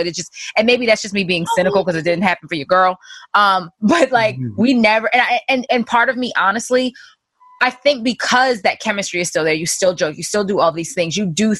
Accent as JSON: {"language": "English", "town": "Baltimore", "region": "Maryland", "country": "United States", "accent": "Baltimore", "said": "my Baltimore accent just be popping out"}